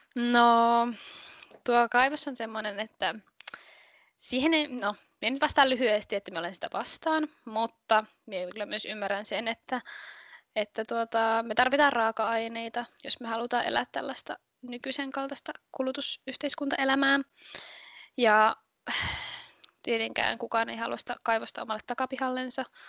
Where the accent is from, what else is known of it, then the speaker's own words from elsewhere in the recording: Kolari, Lapland, Finland; Ne on asunut täällä 14-13-vuotiaasta asti ja minun mummola on täällä, niin sitten mä oon ollut täällä niin kuin aina tosi paljon